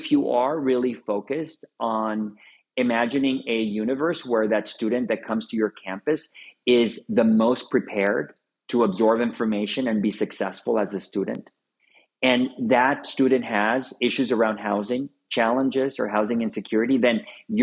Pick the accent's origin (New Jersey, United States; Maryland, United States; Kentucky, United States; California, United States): California, United States; Los Angeles; my growing up in Boyle Heights. I grew up in the east side